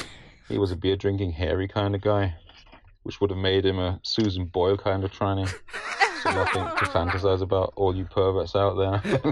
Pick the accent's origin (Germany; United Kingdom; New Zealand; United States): Germany; First of all, sorry to disappoint, but I am actually British. I'm not German. I only grew up in Germany.